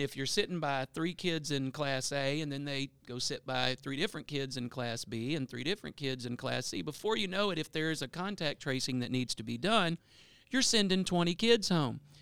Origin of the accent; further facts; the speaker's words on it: Bossier City, Louisiana, United States; I'm a South Bossier guy, uh, born and raised in Bel Air.